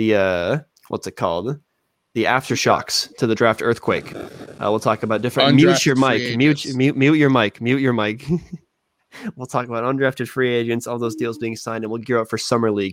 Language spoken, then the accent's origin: English; United States; as an American